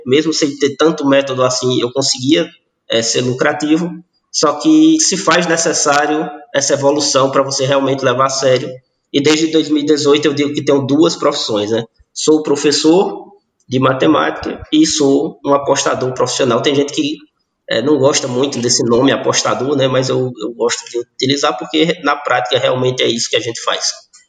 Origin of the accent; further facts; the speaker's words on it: Fortaleza, Ceará, Brazil; now in Barbalha, Brazil; eu sou natural de Fortaleza, moro no interior do Ceará, na cidade chamada Barbalha